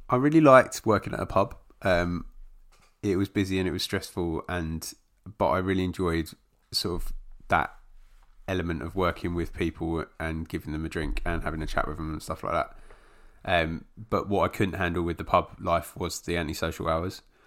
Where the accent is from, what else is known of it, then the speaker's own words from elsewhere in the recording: London, United Kingdom; I was born in London